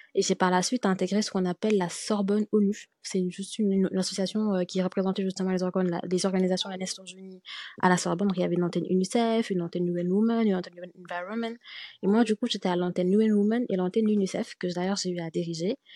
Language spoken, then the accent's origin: French; Senegal; moved away as an adult; also born or lived in France; je suis née et au Sénégal et euh, je suis allée étudier en France en 2014 lorsque j'ai eu mon bac.